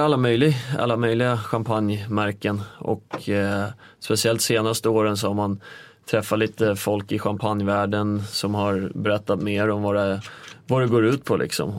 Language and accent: Swedish; Nykvarn, Stockholm County, Sweden; moved away as an adult; also born or lived in North America; now in Stockholm, Sweden; jag är ju egentligen en liten by utanför Nykvarn som heter Sundsvik. Eh, ute på landet växte jag upp.